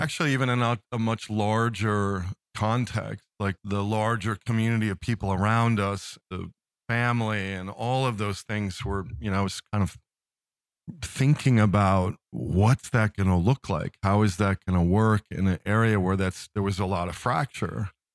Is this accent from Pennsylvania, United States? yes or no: yes; Philadelphia, Pennsylvania, United States; moved away as an adult; now in Midwest, United States; I'm from Philadelphia